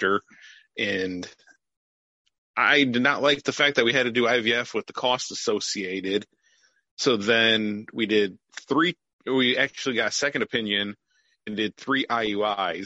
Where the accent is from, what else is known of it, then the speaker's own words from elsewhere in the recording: Fremont, Ohio, United States; I'm from Fremont, Ohio, a very small town about a half hour away from Cedar Point